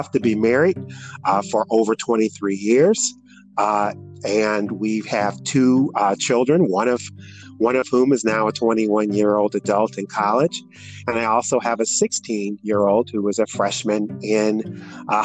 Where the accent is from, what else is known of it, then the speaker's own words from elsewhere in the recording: Detroit, Michigan, United States; moved away as an adult; now in Indianapolis, United States; I'm originally from Detroit, Michigan, and I came to the Indianapolis area through a job